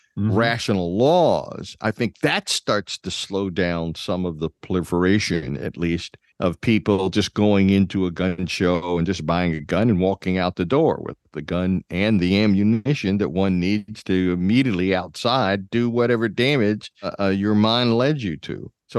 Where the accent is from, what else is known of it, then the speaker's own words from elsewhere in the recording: Massachusetts, United States; Where are you from? Massachusetts. Oh, no. That's, you guys are just way too, way too restricted.